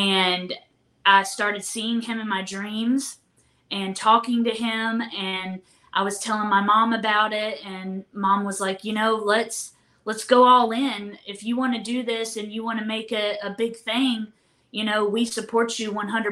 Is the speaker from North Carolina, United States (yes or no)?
yes; North Carolina, United States; We're from North Carolina